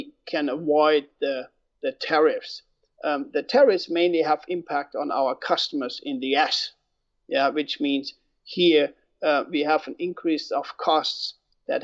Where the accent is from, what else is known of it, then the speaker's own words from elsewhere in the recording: Germany; moved away as an adult; now in United States; I am born and raised in Germany. I immigrated to the US 12 years ago